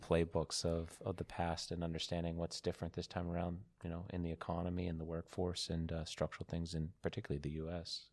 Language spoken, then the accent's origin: English; United States; coming from America